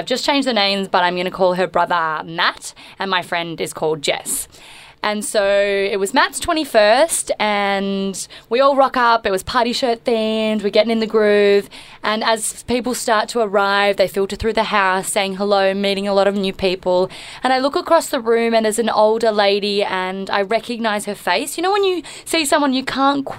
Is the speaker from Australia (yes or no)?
yes; Melbourne, Victoria, Australia; We've all grown up in Melbourne.